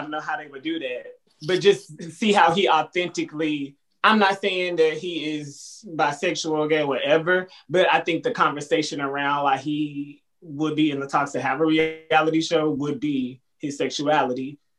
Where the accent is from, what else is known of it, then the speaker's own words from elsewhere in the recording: Texas, United States; I'm from Texas.